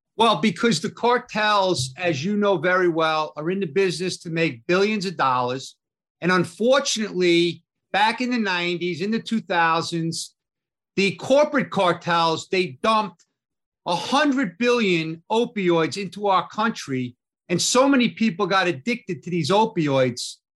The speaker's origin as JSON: {"language": "English", "area": "Long Island", "region": "New York", "country": "United States", "said": "we're from Long Island together."}